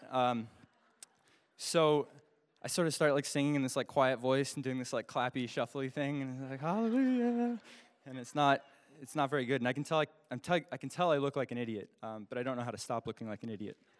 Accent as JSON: {"language": "English", "region": "Alaska", "country": "United States", "said": "I'm from Alaska"}